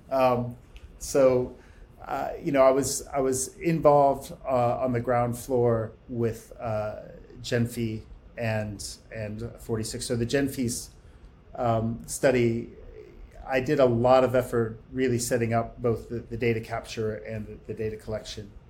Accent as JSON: {"language": "English", "country": "United States", "said": "I came from the States uh, to do a postdoc"}